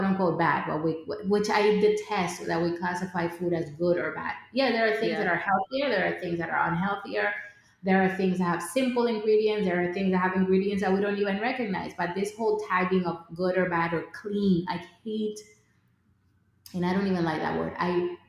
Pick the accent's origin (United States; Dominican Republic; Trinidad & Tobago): Dominican Republic; I grew up in the Dominican Republic